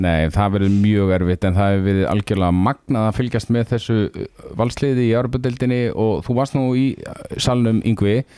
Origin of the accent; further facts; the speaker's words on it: Akureyri, Northeastern Region, Iceland; ég er nú frá Akureyri sjálfur